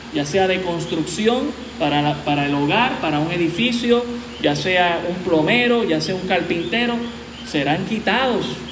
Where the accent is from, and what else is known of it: Puerto Rico